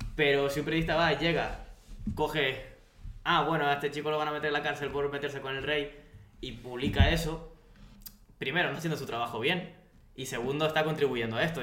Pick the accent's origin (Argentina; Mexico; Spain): Spain